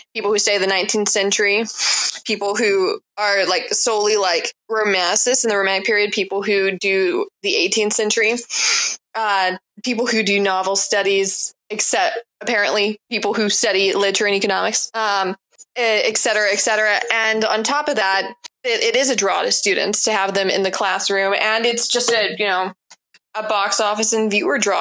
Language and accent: English; Mississippi, United States; my sister and I grew up in Mississippi and attended college there